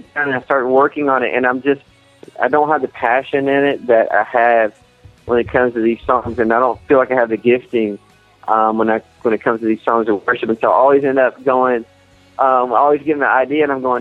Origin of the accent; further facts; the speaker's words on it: Texas, United States; I grew up in Texas